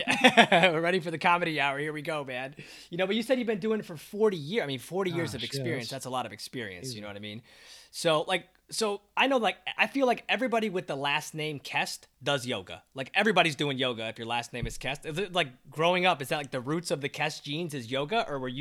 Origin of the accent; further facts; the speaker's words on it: Mexico; she was practicing Spanish. I'm from Mexican.